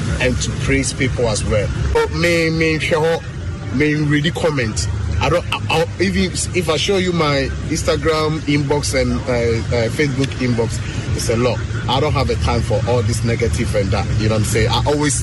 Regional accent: Ghana; I'm from Ghana.

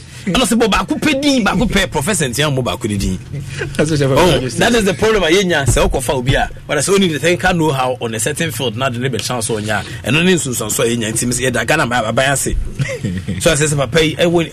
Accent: Ghana; I'm a Ghana man

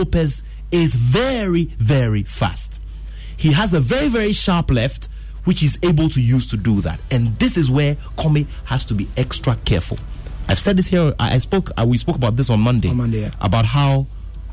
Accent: Ghana; I'm Ghanaian

